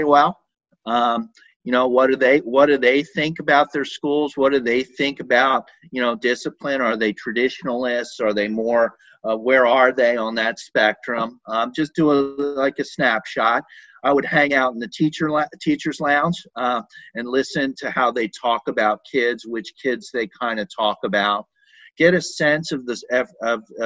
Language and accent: English; Philadelphia, Pennsylvania, United States; moved away; I grew up in Philadelphia, and I was always very afraid of the police in Philadelphia growing up